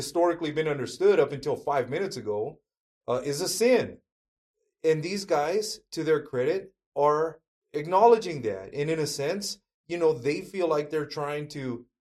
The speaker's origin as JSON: {"language": "English", "area": "Fresno County", "region": "California", "country": "United States", "tie": "born or raised there", "said": "the town that I grew up in Fresno County, California, my town is about 80% Mexican"}